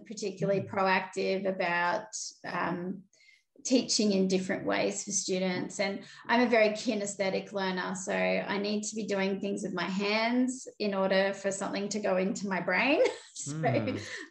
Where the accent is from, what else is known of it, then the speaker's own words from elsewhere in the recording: Sydney, New South Wales, Australia; I'm a Cabrigal Darug woman and I grew up in Sydney. So I grew up on the outskirts of a place called Warunga, kind of near Hornsby